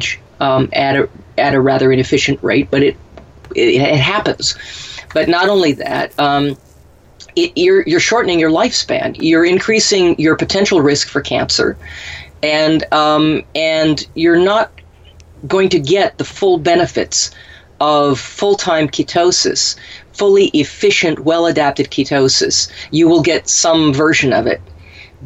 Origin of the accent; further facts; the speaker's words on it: Minnesota, United States; we had poke where I grew up in Minnesota